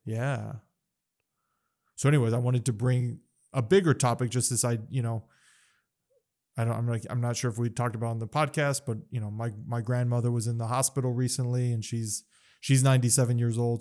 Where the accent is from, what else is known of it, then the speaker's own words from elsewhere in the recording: Las Cruces, New Mexico, United States; moved away as an adult; also born or lived in Phoenix, Arizona / East Coast; I was away from Cruces for over ten years